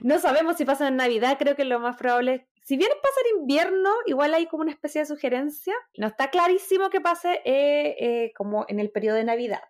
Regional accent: Chile; como chilena

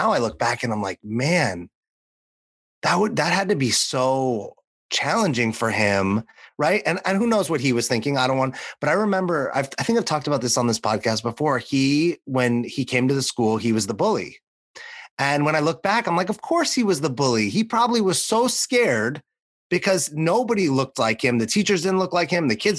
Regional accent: Los Angeles, California, United States; when I growing up in Los Angeles. Mm-hmm. I didn't get to see or experience a lot of, like, racism or prejudice. You know, for the mm-hmm. most part, Los Angeles is pretty, like, progressive and whatnot.

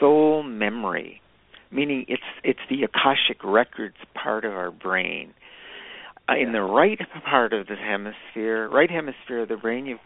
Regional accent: Niagara Falls, Ontario, Canada; I grew up in Niagara Falls

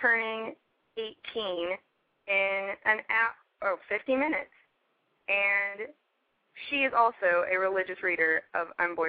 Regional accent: Nashville, Tennessee, United States; I'm from Tennessee, so, like, I'm from Nashville. Like, we have culture and stuff. It's not like I live in, like, where Ellie Mae Clampett came from

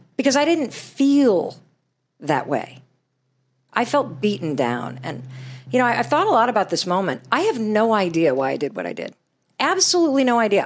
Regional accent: Western Michigan, United States; since I was a little girl growing up in Western Michigan

